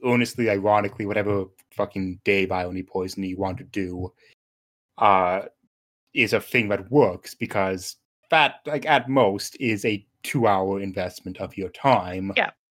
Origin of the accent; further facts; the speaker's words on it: Canada; I'm Canadian